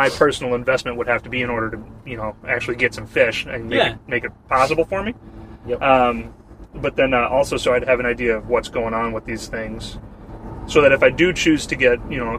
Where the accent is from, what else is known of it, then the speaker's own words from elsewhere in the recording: Minnesota, United States; like Ben said, I came from Minnesota.